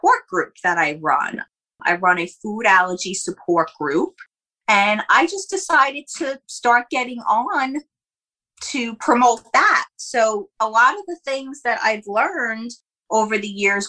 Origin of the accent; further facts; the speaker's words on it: Jersey Shore, New Jersey, United States; I'm actually a Jersey Shore girl